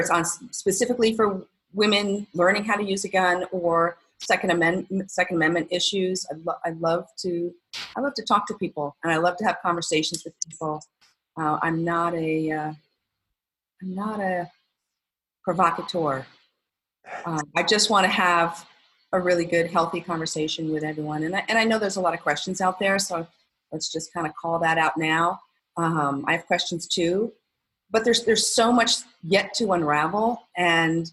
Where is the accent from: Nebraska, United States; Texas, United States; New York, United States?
New York, United States; moved away; I grew up in New York